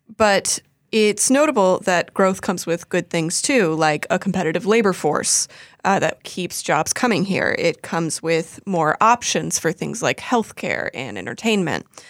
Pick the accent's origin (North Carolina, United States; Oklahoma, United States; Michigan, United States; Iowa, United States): North Carolina, United States; Raleigh; moved away as an adult; now in Charleston, United States; I am from Raleigh, North Carolina